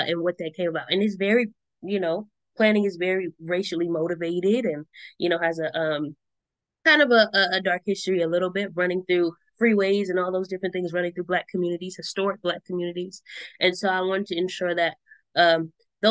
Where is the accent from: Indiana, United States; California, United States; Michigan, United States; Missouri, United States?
California, United States; Richmond; growing up in Richmond and then going to school in El Cerrito